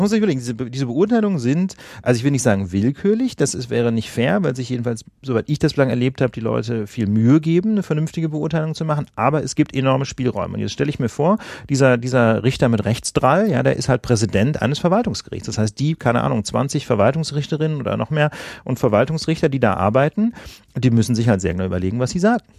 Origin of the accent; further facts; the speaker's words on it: West Germany, Germany; now in Berlin, Germany; Ich komme ja nicht aus Berlin, sondern aus Westdeutschland, wie man hier sagt